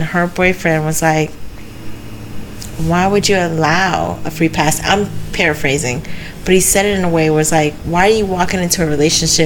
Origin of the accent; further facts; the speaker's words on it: Port St. Lucie, Florida, United States; also born or lived in Tampa; I'm from Port St. Lucie